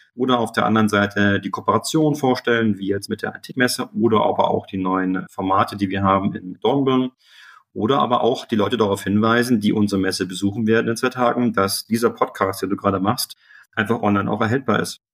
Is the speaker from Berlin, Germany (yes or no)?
yes; Berlin, Germany; moved away; also born or lived in Munich; Jetzt bin ich selber Berliner